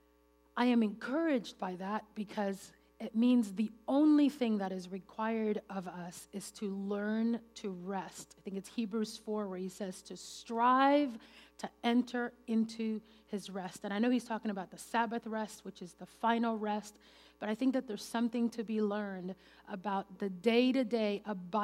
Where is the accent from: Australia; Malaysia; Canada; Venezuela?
Venezuela; English is a second language; moved away; I grew up in Venezuela, and English is my third language